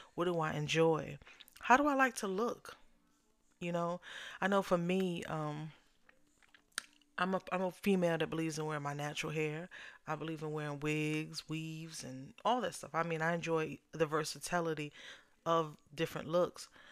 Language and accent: English; New York, United States; now in Southern United States; I'm originally from New York